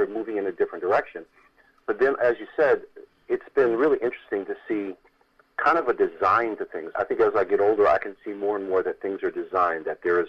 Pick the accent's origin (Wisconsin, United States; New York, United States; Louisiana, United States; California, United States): New York, United States; New York area, United States; I'm from New York, the New York area